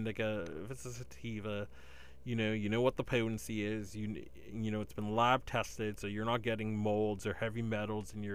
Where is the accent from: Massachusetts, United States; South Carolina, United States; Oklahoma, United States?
Massachusetts, United States; Boston; accent: Boston; My Boston accent is getting very thick right now